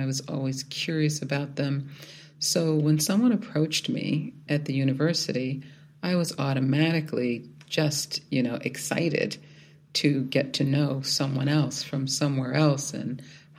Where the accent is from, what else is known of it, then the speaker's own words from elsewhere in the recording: Philadelphia, Pennsylvania, United States; moved away as an adult; also born or lived in Indianapolis; I grew up in South Philadelphia, the youngest of seven children